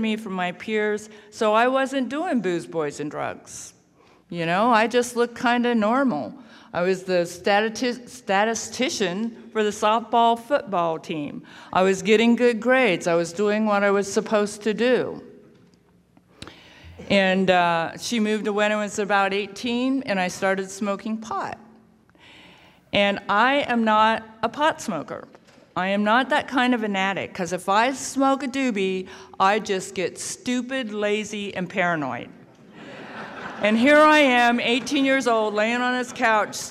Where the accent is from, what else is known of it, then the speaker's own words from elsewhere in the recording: Sugar Grove, Ohio, United States; also born or lived in South Korea; I was actually adopted by 2 old white people and raised in Hillbilly, Ohio. I tell people that I was raised near Lancaster, Ohio